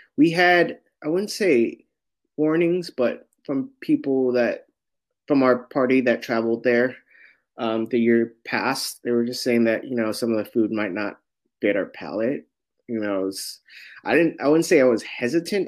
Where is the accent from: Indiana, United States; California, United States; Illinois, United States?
California, United States; San Francisco; I'm born and raised in San Francisco in the Sunset District